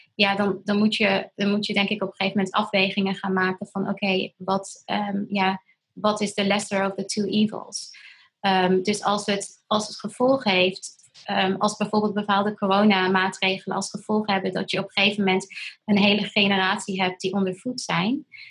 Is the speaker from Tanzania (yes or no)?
yes; Tanzania; moved away; ik ben in Tanzania opgegroeid.